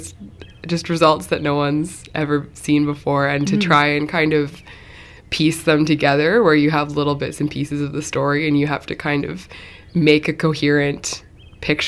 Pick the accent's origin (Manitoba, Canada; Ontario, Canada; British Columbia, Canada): British Columbia, Canada; Mill Bay; also born or lived in Cowichan Bay, Canada; now in Shawnigan Lake, Canada; I'm actually from Up Island a little bit